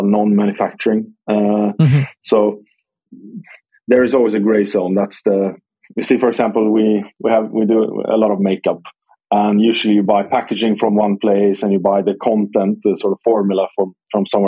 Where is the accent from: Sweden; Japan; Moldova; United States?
Sweden; Skövde, Västra Götaland; my hometown team called Skövde